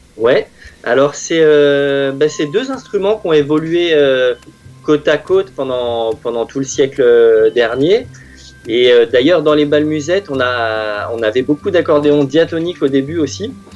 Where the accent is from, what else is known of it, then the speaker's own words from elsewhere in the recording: France; j'ai grandi à Vissou